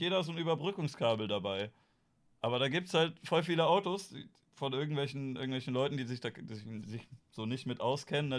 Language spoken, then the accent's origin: German; Germany; wir sind da als Deutsche